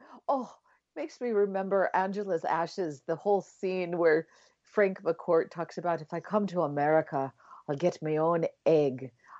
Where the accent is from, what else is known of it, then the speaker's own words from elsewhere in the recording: Ireland; And do you know, I mean, even as an Irish person, I'm like, I have to look up, what is St. Patrick's Day about?